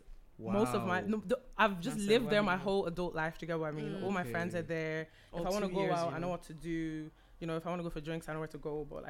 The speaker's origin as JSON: {"language": "English", "town": "Dublin", "region": "Leinster", "country": "Ireland", "also_born_or_lived": "United Kingdom", "moved": "as an adult", "said": "So I just moved back to Dublin like a month and a half ago. So I was in UK for like uni and stuff. But I'm from Dublin."}